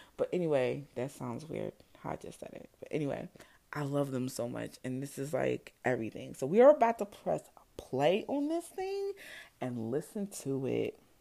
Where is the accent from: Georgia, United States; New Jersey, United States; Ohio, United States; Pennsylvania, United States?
New Jersey, United States; I grew up in New Jersey